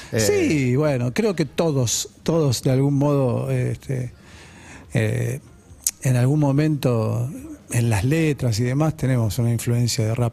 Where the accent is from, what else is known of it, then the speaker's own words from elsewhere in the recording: Las Piedras, Canelones, Uruguay; born there; also born or lived in Belgium / São Paulo / Paraguay / Buenos Aires; Viví en muchos lugares, sí, soy uruguayo, nací en Las Piedras, pero yo viví en muchos lugares, en Bélgica, en San Pablo, en Paraguay